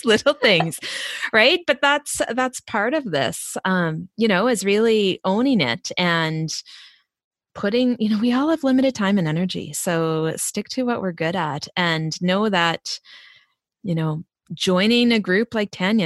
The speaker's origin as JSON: {"language": "English", "region": "East Coast", "country": "United States", "accent": "East Coast", "said": "my East Coast accent"}